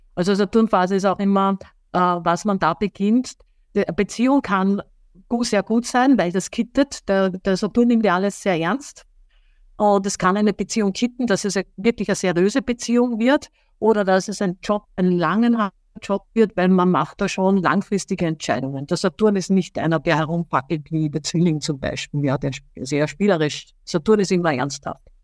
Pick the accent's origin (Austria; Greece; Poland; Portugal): Austria; Er kommt aus meiner Heimat, ich bin ja auch Österreicherin